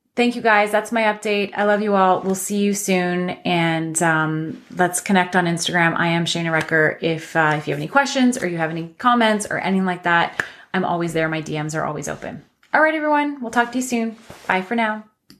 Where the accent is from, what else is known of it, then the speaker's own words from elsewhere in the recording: London, Ontario, Canada; my hometown of London, Ontario